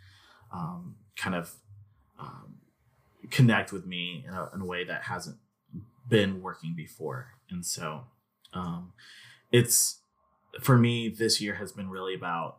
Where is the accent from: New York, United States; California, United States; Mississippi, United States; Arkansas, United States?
Arkansas, United States; I grew up in Arkansas for the most part. I lived in BB for most of my life